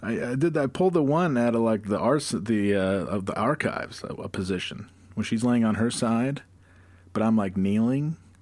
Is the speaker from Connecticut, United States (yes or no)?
no; Glens Falls, New York, United States; I grew up in Glens Falls.